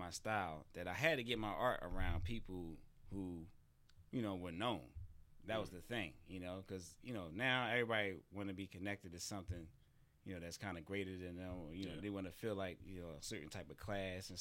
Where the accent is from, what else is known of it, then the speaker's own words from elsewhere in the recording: Philadelphia, Pennsylvania, United States; now in Atlanta, United States; I'm from Philadelphia, so I used to have an art group. It was called Sharp With Art Group, and we used to do, like, local art shows throughout the city of Philadelphia